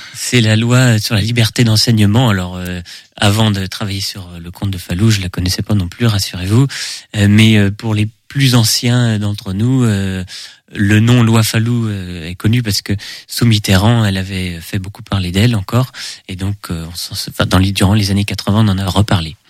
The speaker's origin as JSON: {"language": "French", "town": "Segré", "region": "Pays de la Loire", "country": "France", "tie": "born or raised there", "also_born_or_lived": "Angers", "said": "je suis né euh, à Angers, mais j'ai toujours vécu à Segré"}